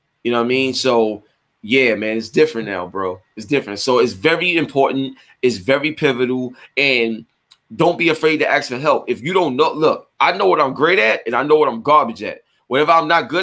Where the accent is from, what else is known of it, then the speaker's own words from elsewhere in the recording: New York City, New York, United States; I grew up in East New York, Brooklyn